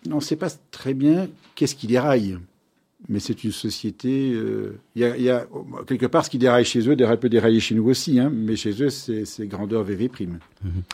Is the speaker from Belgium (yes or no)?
yes; Brussels, Brussels-Capital Region, Belgium; je suis né à Bruxelles